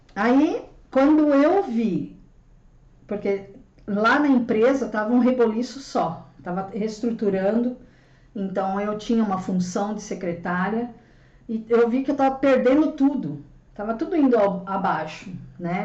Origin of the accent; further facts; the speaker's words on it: São Paulo, Brazil; Sou, sou nascida aqui em São Paulo, né? Cresci aqui.